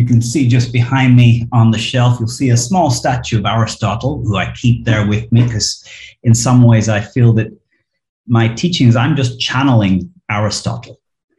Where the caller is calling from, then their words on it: Barcelona, Catalonia, Spain; I'm here in Barcelona.